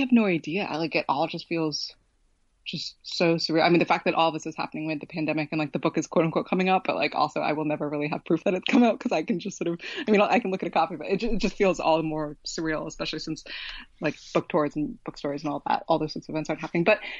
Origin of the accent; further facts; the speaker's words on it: West Coast, United States; I grew up on the West Coast. Like, I didn't know anybody who read it growing up.